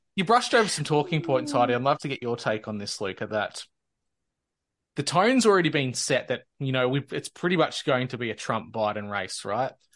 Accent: Australia; as an Australian

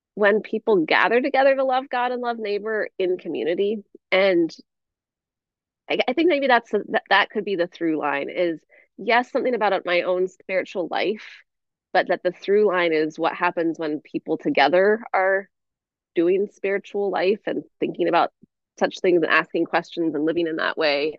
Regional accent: Northwest Washington, United States; moved away as an adult; I grew up in Northwest Washington

